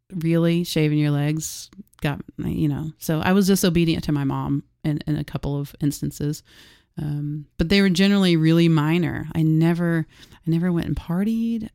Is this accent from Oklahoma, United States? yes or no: yes; Harrah, Oklahoma, United States; I grew up in Hera, Oklahoma